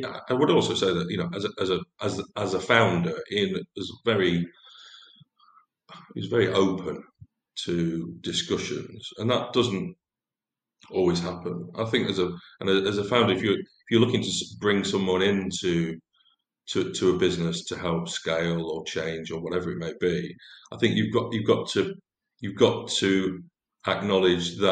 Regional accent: Lancashire, North West England, United Kingdom; I was brought up in Lancashire

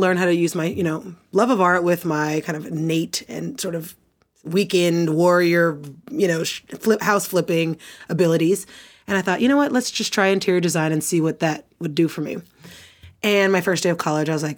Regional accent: Oklahoma City, Oklahoma, United States; I'm originally from Oklahoma City, Oklahoma

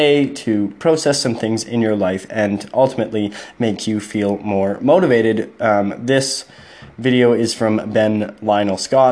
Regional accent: Canada; I'm a Canadian citizen

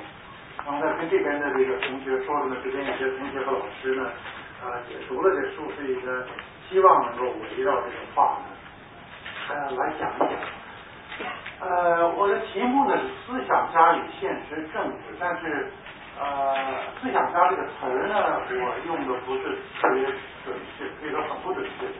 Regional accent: China; 但是我们中国人读汉语、读中文呢，就就能读到好的中文书，就特别的开心。

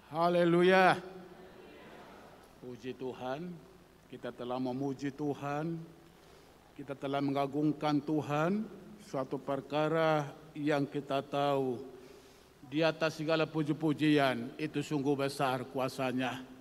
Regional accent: North Sumatra, Indonesia; Tentunya saudaraku tahu saya bukan asli orang Jawa, tentu saya adalah asli dari Sumatera Utara

